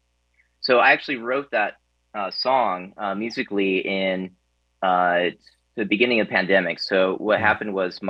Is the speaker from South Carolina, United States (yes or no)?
no; Des Moines, Iowa, United States; moved away as an adult; I grew up in Iowa